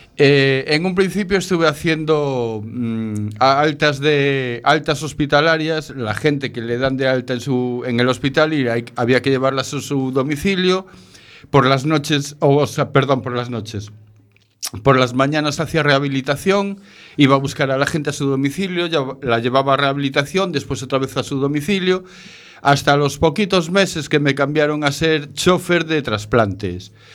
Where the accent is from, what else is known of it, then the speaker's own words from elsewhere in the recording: Galicia, Spain; also born or lived in Barcelona; yo nací en Barcelona, pero a los poquitos meses ya me trajeron para Galicia